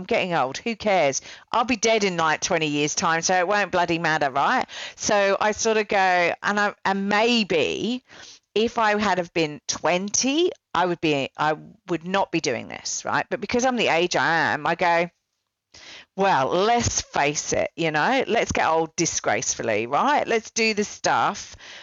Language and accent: English; United Kingdom; us cynical Brits